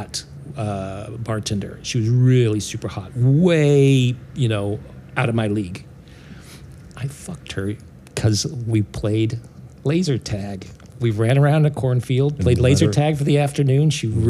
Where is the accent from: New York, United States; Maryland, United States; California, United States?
California, United States; Simi Valley; I grew up in Simi Valley